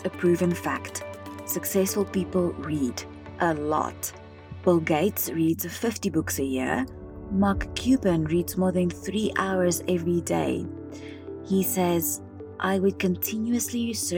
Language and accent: English; South Africa; I remember spending hours at our local public library in my hometown in South Africa